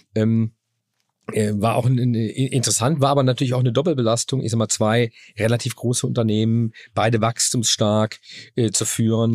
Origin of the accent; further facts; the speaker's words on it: Germany; ich bin in Deutschland aufgewachsen